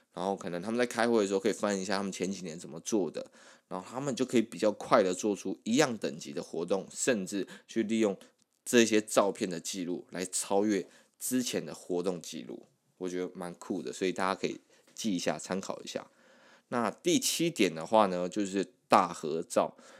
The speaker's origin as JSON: {"language": "Chinese", "country": "Taiwan", "said": "我们台湾人还是算是比较害羞一点"}